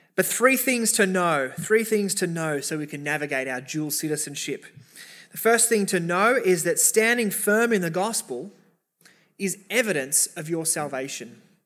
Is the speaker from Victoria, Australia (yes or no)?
no; Sydney, New South Wales, Australia; we're Australian. We're, many of us, Sydneysiders, in the eastern suburbs